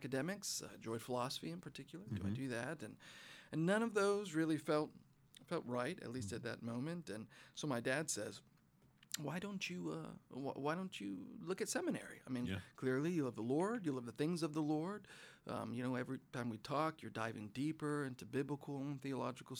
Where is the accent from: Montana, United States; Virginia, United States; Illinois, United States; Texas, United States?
Montana, United States; Butte; I was born in Butte, Montana